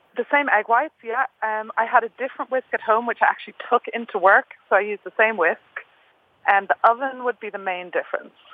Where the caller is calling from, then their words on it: Ireland; I'm calling from Ireland